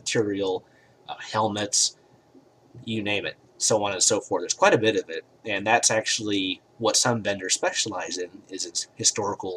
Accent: United States; I'm an American

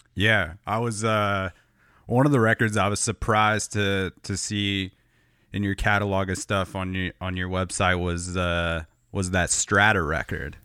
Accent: Southern California, United States; I grew up in Southern California

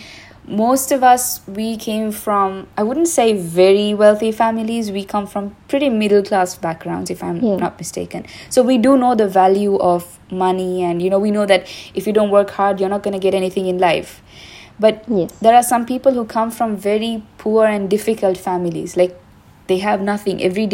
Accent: Sri Lanka; since we are both from Sri Lanka and we're in Sri Lanka right now

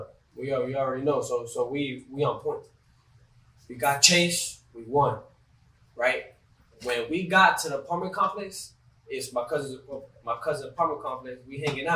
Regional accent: Orlando, Florida, United States; born or raised there

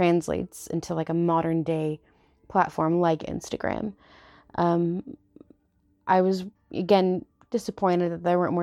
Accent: United States; being Mexican American hasn't really been around for that long, you know, and we've kind of always had to struggle

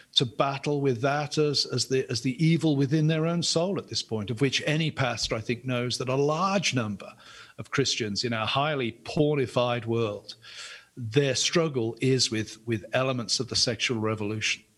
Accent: England, United Kingdom; I'm an Englishman

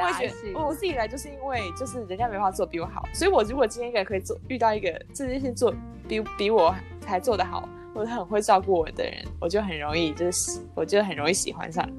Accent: Taiwan; moved away; also born or lived in Europe; 我是台湾来，

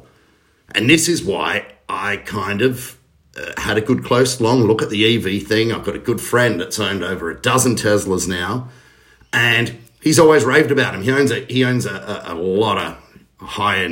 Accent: Australia; being an Australian

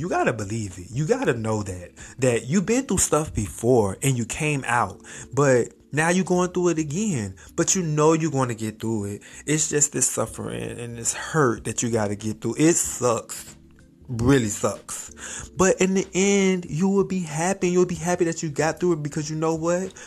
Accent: Miami, Florida, United States; also born or lived in Hawaii; I'm from Miami

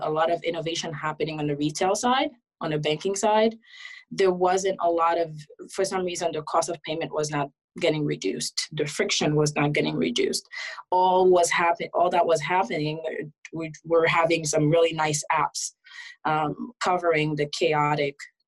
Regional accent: Haiti; now in United States; I was originally born and raised in Haiti. Moved after a lot of political turmoil. So my mom and I end up migrating to the US as asylum seekers.

